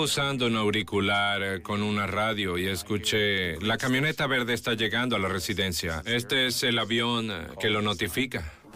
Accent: Puerto Rico; soy puertorriqueño

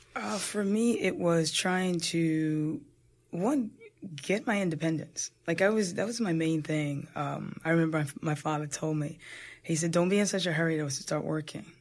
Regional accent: New Jersey, United States; I'm a Jersey girl, born and raised in Jersey

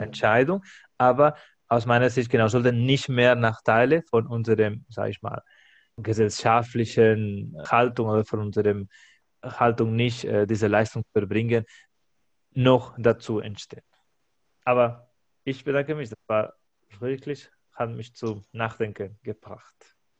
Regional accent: Spain; now in Germany; Ich als Spanier habe ich auch ein anderes Verständnis, was bedeutet Spanier zu sein

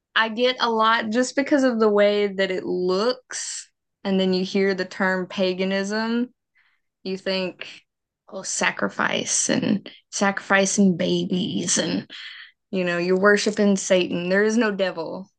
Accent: Mississippi, United States; accent: southern; I was raised Baptist. I'm from the South. Mississippi is very much Baptist

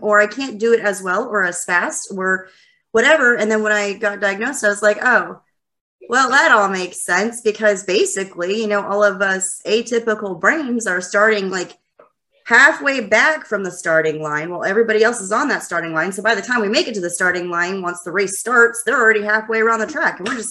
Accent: Lubbock, Texas, United States; also born or lived in Dallas, Texas / North Fort Worth, Texas; now in Fort Worth, United States; I'm originally from Lubbock, but I live in Dallas now.

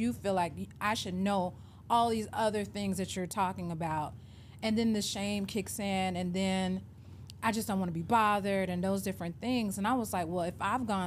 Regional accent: Atlanta, Georgia, United States; moved away as an adult; also born or lived in Memphis / Miami; I grew up born and raised in Atlanta

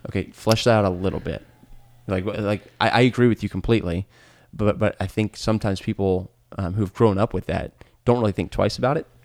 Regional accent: United States; my identity as an American right. is synonymous with my identity as a Christian

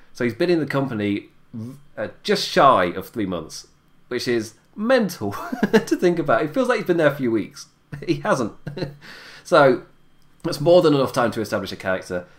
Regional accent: United Kingdom; I'm British. I'm Irish British

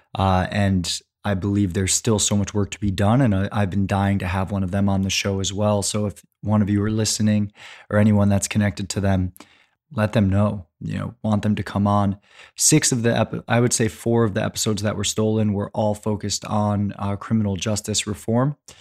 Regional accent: California, United States; my home state of California

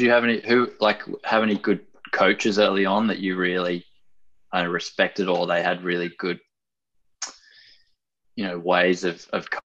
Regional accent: Australia; I feel a bit embarrassed being an Australian

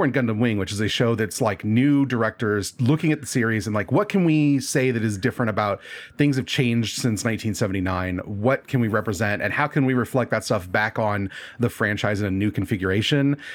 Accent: Nebraska, United States; I'm in Nebraska. I grew up in Nebraska

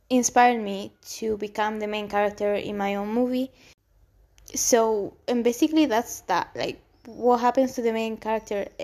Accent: Gran Canaria, Canary Islands, Spain; English is a second language; moved away as an adult; also born or lived in Almería, Spain / Madrid, Spain / London, United Kingdom; I was born in Spain specifically in the south, in Almería, and then I was raised actually in the Canary Islands, Gran Canaria

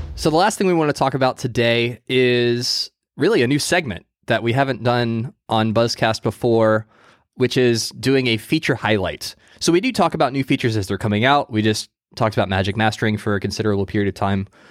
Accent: United States; I'm American

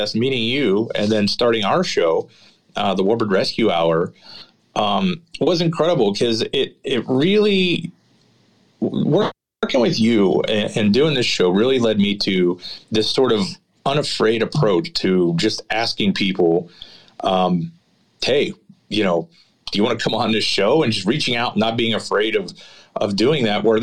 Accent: Pittsburgh, Pennsylvania, United States; now in Oshkosh, United States; I grew up in Pittsburgh

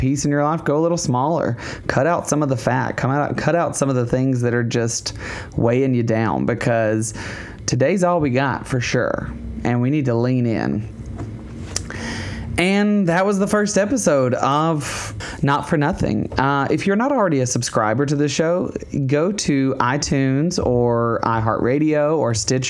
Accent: Alabama, United States; I'm from Alabama

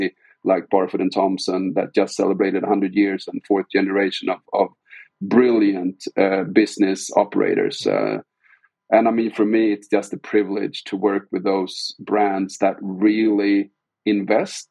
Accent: Sweden; we're hailing from Sweden. It's a very small country.

